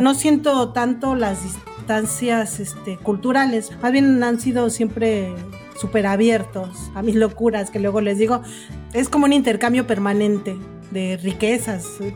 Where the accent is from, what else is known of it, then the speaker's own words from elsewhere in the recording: Mexico; moved away as an adult; now in Buenos Aires, Argentina; soy una periodista mexicana que vive en Argentina